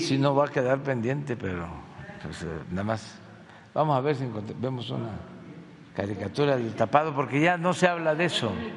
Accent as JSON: {"language": "Spanish", "region": "Tabasco", "country": "Mexico", "moved": "as an adult", "lives_now": "Mexico City, Mexico", "said": "siendo tabasqueño"}